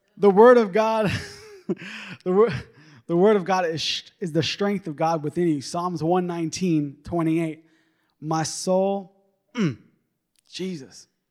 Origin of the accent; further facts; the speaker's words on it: New York, United States; moved away; I'm originally from New York